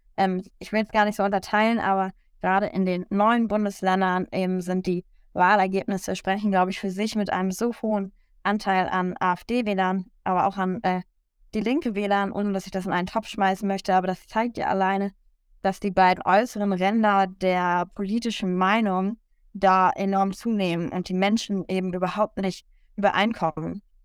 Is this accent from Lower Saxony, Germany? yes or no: yes; Lower Saxony, Germany; also born or lived in United States; als Schülerin mit der Bildungspolitik in Niedersachsen